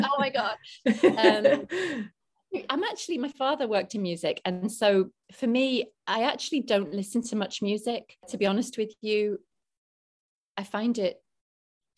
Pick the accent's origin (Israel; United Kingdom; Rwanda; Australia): United Kingdom; England; I was Polish before being English, even though I was born in England